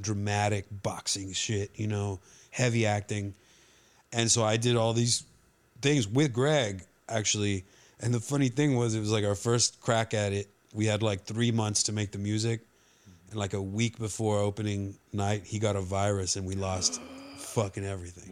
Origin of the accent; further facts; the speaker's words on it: Laredo, Texas, United States; we're all from Laredo.